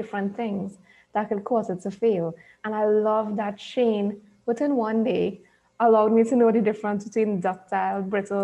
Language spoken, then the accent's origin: English; Trinidad & Tobago; I'm from Trinidad and Tobago